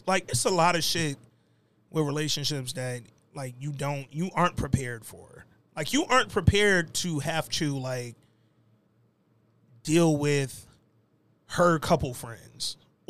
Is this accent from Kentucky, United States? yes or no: no; Houston, Texas, United States; I'm from Houston, I know better barbecue than you LA, nigga.